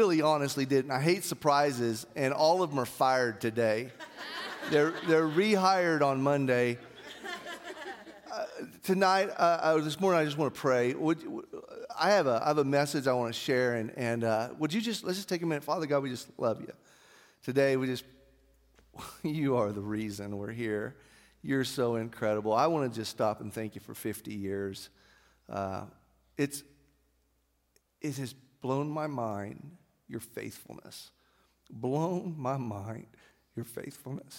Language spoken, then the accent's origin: English; Artesia, New Mexico, United States; growing up in Artesia and my dad being purchasing manager for Yates Petroleum